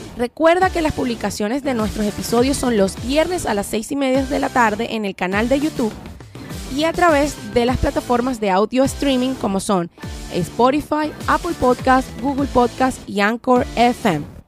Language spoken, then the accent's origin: Spanish; Venezuela; somos ambos venezolanos